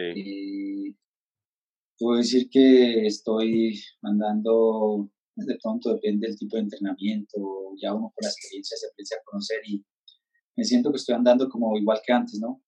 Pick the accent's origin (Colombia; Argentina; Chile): Colombia; Ciénega, Boyacá; moved away as an adult; also born or lived in Europe; yo pues estoy acá en Ciénega, Boyacá, en mi pueblo, con mis padres